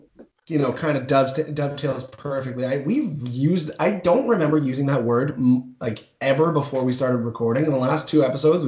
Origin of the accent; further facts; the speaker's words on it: Ontario, Canada; Sorry, we're from Ontario.